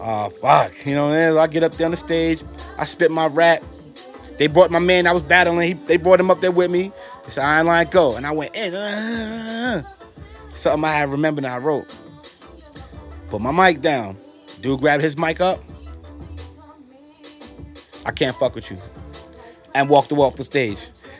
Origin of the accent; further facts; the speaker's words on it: New York, United States; moved away; also born or lived in Atlanta, Georgia; I was raised in New York, then we left and went down south